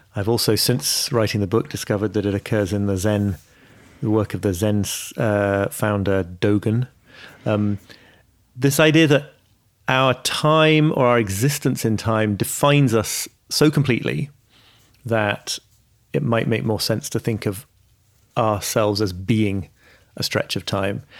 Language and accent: English; York, Yorkshire and the Humber, United Kingdom; also born or lived in Liverpool; I was born in Liverpool, but I, yeah, I grew up in York